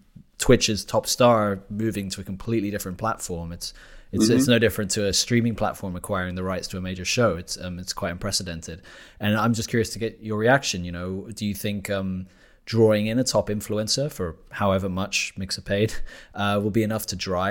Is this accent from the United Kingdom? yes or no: yes; United Kingdom; now in Germany; a British national living in Germany